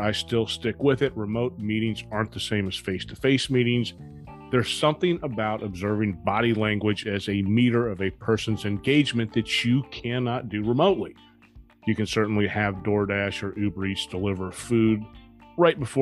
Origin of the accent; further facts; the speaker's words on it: Dallas, Texas, United States; now in Orlando, United States; Dallas, Texas, my hometown